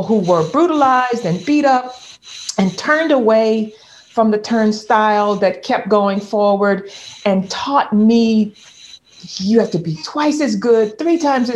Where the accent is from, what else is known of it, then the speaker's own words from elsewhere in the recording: the South, United States; a Black girl, Black woman growing up in the South